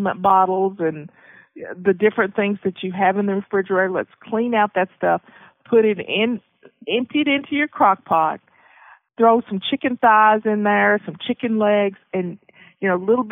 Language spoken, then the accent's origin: English; the South, United States; I grew up in the South, so we made biscuits and cornbread